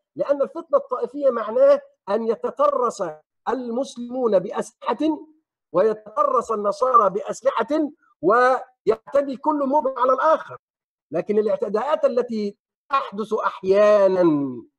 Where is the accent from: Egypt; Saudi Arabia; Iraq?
Egypt; عندنا في مصر